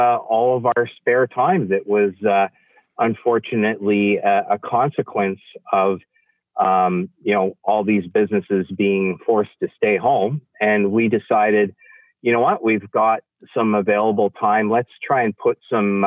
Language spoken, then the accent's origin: English; Western Canada, Canada; as a Canadian, and particularly a Western Canadian